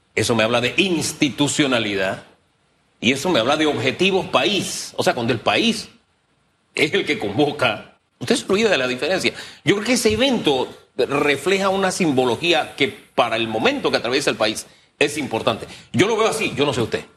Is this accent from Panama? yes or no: yes; Panama; como panameños